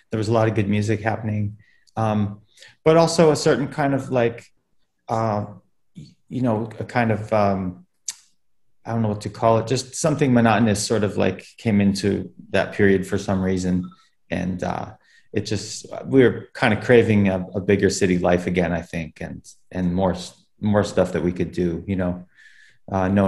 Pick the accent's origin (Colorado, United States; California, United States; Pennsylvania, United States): Pennsylvania, United States; Pittsburgh; also born or lived in Rochester / Boston / Denver / Portland; we actually are both from Pittsburgh, and I'm earlier from Rochester, um, but then lived in Pittsburgh.